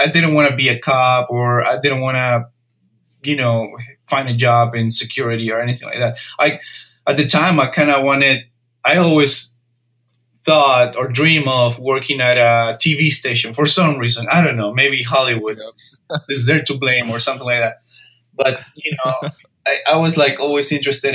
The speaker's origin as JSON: {"language": "English", "country": "Peru", "moved": "as an adult", "lives_now": "United States", "said": "I'm originally from Peru, so in a way I'm an immigrant."}